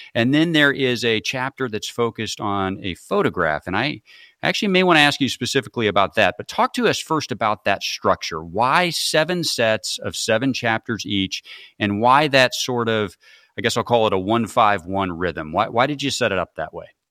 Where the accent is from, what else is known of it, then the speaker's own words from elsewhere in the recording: Peoria, Illinois, United States; I grew up in Peoria, Illinois